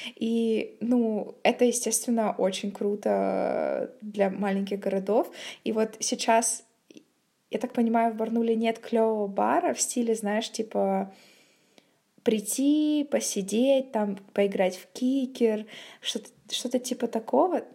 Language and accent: Russian; Barnaul, Altai Krai, Russia; moved away as an adult; now in Saint Petersburg, Russia; я приехала сейчас в Барнаул. Это мой родной город. Я отсюда уехала, когда мне было 17-18 лет